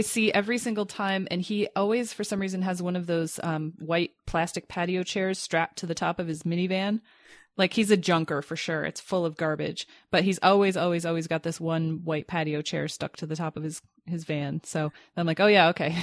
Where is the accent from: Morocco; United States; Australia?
United States; Grand Rapids, Michigan; when I grew up in Grand Rapids